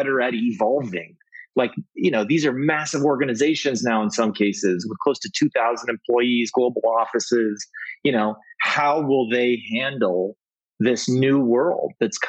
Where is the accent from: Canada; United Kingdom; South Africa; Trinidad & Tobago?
Canada; As a Canadian myself, I'm a dual citizen.